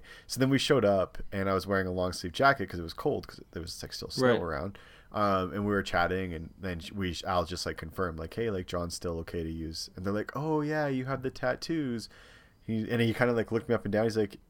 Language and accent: English; Canada; hey, like, we're from Canada, we're coming, my husband has a lot of tattoos